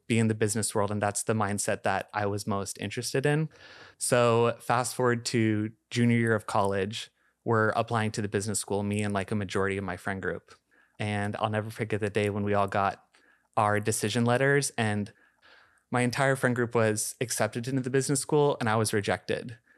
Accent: Shoreline, Washington, United States; I grew up in Shoreline

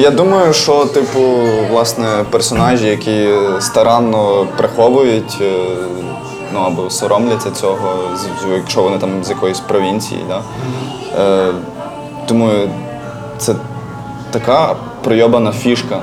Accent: Galicia, Ukraine; accent: Galician dialect; якщо я з Галичини, в мене є ряд. Е, як то кажуть, е, слів з Галицької гвари

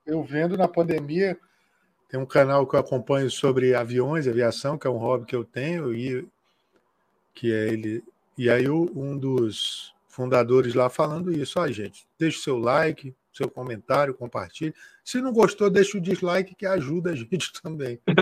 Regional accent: Acre, Brazil; que eu sou do Acre

